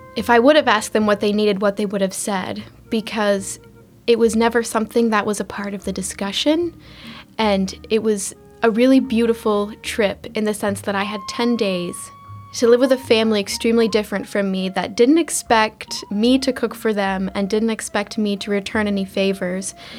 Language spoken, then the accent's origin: English; Gothenburg, Nebraska, United States; moved away as an adult; also born or lived in Ecuador; now in Washington, D.C., United States; I'm from Gothenburg, Nebraska, but I went to school at Nebraska Wesleyan